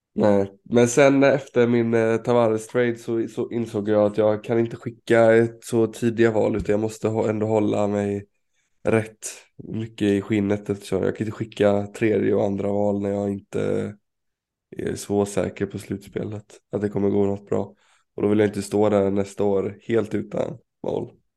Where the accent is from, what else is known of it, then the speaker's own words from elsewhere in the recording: Sweden; som svensk